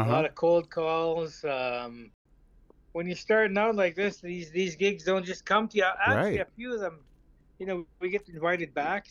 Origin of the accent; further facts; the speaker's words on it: Lilwat Nation, British Columbia, Canada; I'm from the Lilwat Statlam Nation here in just 2 hours north of Vancouver, British Columbia.